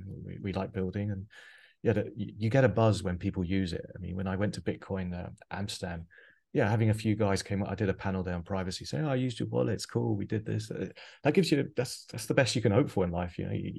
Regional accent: Biarritz, Nouvelle-Aquitaine, France; born there; I have a French mother. I mean, I think I told you my mum actually lives. I was born in Biarritz.

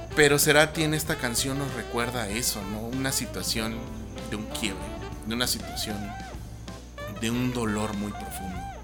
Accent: Mexico; aquí en México

